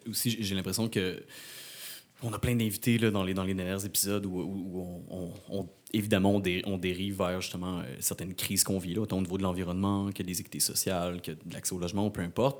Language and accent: French; Rimouski, Quebec, Canada